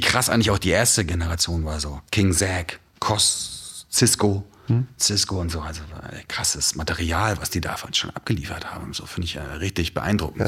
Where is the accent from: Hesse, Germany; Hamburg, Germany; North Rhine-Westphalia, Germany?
Hamburg, Germany; Ich bin ja quasi so im Epizentrum aufgewachsen in Hamburg